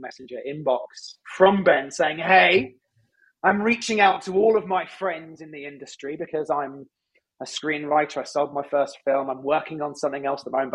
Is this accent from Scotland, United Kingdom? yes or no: no; London, United Kingdom; accent: British; moved away as an adult; now in Los Angeles, United States; I come from London. But I've lived in the States for 15 years this year